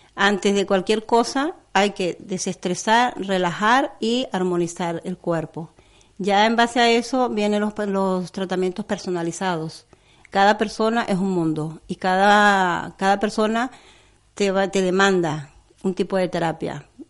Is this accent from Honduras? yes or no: no; Venezuela; moved away; soy venezolana